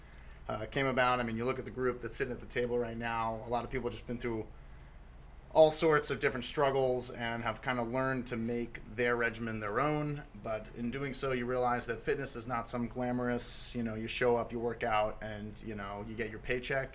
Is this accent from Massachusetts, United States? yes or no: yes; Boston, Massachusetts, United States; moved away as an adult; also born or lived in Oregon; now in Portland, United States; I grew up in Boston, and I rooted for the Celtics through high school